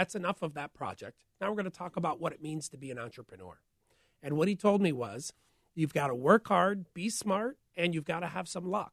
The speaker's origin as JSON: {"language": "English", "town": "St. Louis", "region": "Missouri", "country": "United States", "tie": "born or raised there", "also_born_or_lived": "former Soviet Union", "moved": "as an adult", "said": "I grew up in St. Louis"}